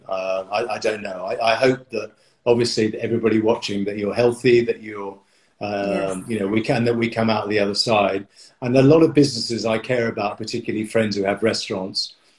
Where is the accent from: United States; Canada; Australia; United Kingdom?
United Kingdom; I'm very British